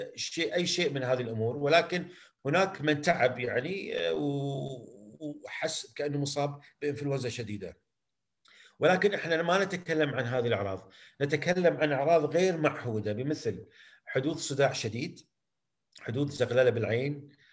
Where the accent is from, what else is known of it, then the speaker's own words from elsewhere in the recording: Kuwait; عندنا بالكويت